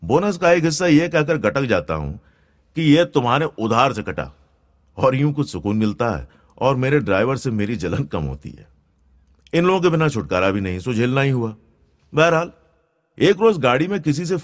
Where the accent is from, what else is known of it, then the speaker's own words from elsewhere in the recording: Gujarat, India; first language Gujarati; Hindi is a second language; और गुजराती में यानी मेरी भाषा में जाने वाले के लिए भी आखिरी शब्द होता है